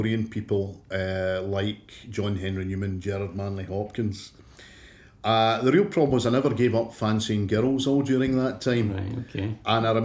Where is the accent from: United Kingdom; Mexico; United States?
United Kingdom; Clydebank, Scotland; when you and I were growing up in Clydebank